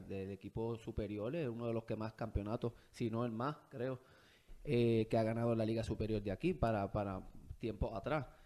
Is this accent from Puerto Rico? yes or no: yes; Bayamón, Puerto Rico; also born or lived in Arecibo / United States; Tuve parte de mi niñez también tuve cuatro años en Arecibo, este, pero luego regresé a Bayamón desde ya cuando estaba tenía 10 años. De ahí en adelante sigo en Bayamón. Pero yo nací en Bayamón.